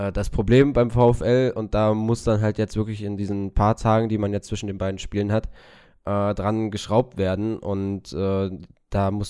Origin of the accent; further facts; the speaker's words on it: Bochum, North Rhine-Westphalia, Germany; als Bochumer kann es einen freuen.